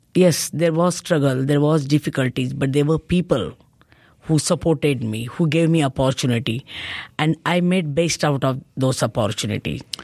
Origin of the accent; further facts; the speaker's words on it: India; as a Indian citizen